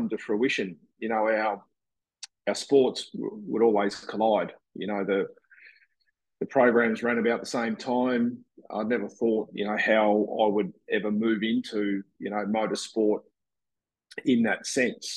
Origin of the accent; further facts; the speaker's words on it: Tasmania, Australia; moved away; also born or lived in Brisbane; I grew up in Tassie